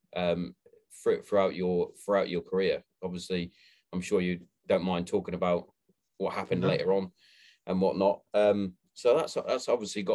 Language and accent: English; Hereford, West Midlands, United Kingdom; now in Kent, United Kingdom; Growing up, I'm from Hereford originally, and the secondary school, high school that I went to, we didn't have a football team